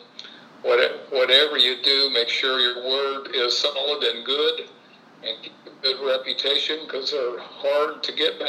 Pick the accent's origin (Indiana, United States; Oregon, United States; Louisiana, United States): Indiana, United States; Terre Haute; I was born on June 12th of 1947. At St. Anthony Hospital in Terre Haute, Indiana.